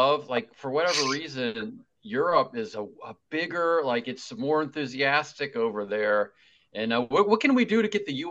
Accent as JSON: {"language": "English", "region": "Southwestern Ohio", "country": "United States", "said": "I'm from Southwestern Ohio"}